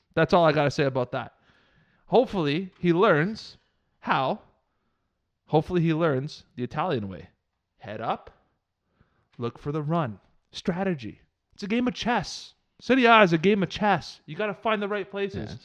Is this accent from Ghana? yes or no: no; Canada; I'm Canadian, I'm thirty-three years old